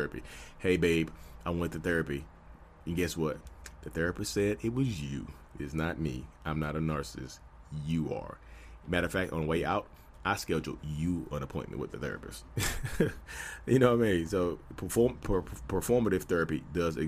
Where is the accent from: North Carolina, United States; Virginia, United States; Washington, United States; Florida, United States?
North Carolina, United States; I'm from North Carolina, I'm a real estate agent, I'm out here